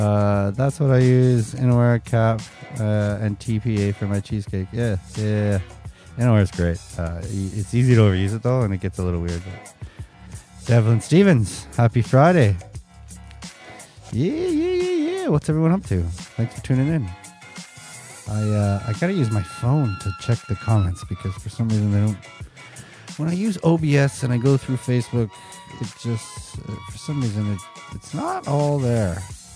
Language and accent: English; Calgary, Alberta, Canada; Okay, so I'm from Calgary.